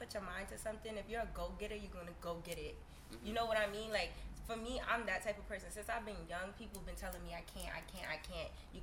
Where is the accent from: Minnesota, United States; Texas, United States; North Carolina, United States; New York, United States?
New York, United States; New York City; I'm from Brooklyn, Bed-Stuy, Brooklyn, New York